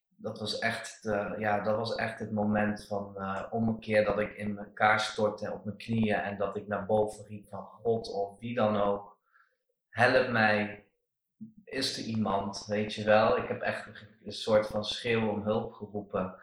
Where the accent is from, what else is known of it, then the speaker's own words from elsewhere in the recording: Netherlands; ik ben een Nederlander